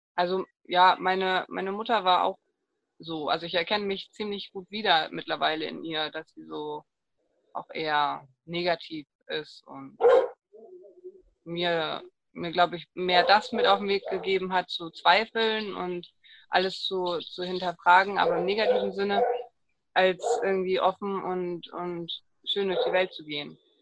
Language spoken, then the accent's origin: German; East Frisia, Lower Saxony, Germany; Ich äh, bin geboren und lebe in Ostfriesland. Jetzt sitze ich gerade in Großheide.